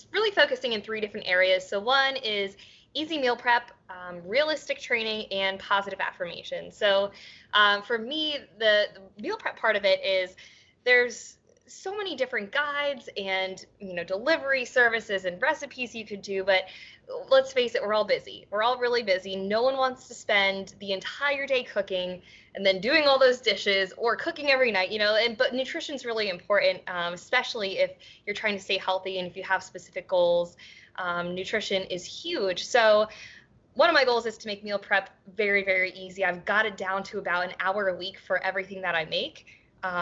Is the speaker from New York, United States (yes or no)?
no; Baltimore, Maryland, United States; I live in Baltimore.